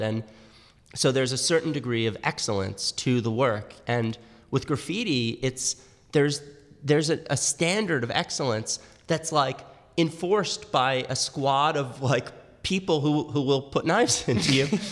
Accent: New York City, New York, United States; I grew up in Manhattan

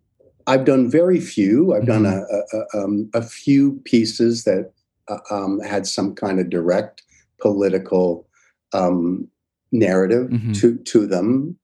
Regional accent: Niagara-on-the-Lake, Ontario, Canada; born there; also born or lived in St. Catharines / London / Vineland; Now people would commute, but I was born in Niagara-on-the-Lake. We lived in St. Catharines, lived in Niagara Falls

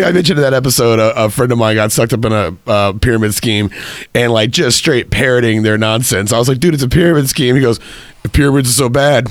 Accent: Killeen, Texas, United States; my hometown in Killeen, Texas.

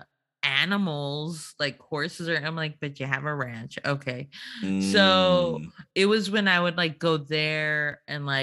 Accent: Laredo, Texas, United States; I'm from Laredo

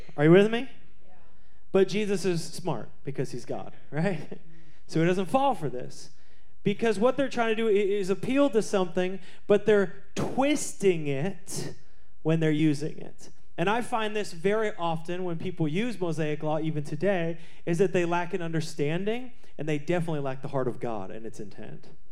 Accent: Seattle, Washington, United States; I grew up in Seattle.

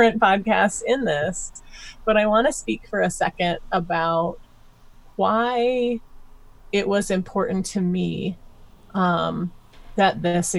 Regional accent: Iowa, United States; I'm from Iowa. I grew up on a Christmas tree farm

